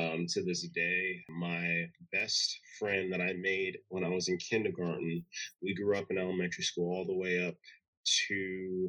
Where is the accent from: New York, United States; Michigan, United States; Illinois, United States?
New York, United States; Long Island; Born and raised in Long Island, New York